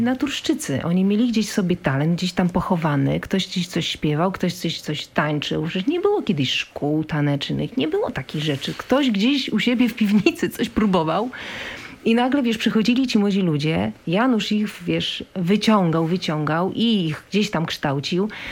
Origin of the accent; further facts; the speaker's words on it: Warsaw, Masovian Voivodeship, Poland; Ja jestem warszawianka